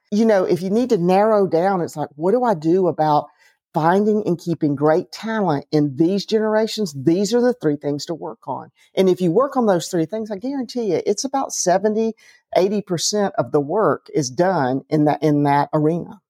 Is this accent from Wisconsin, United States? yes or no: no; Atlanta, Georgia, United States; I grew up in Atlanta